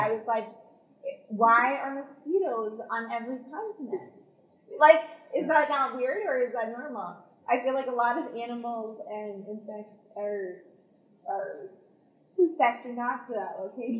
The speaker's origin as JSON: {"language": "English", "region": "Midwest", "country": "United States", "said": "we're from the Midwest."}